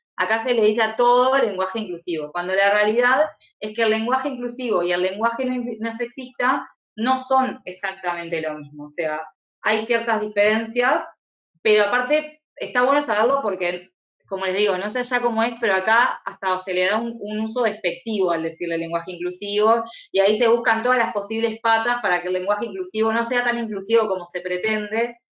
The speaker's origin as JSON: {"language": "Spanish", "country": "Uruguay", "said": "yo soy de Uruguay"}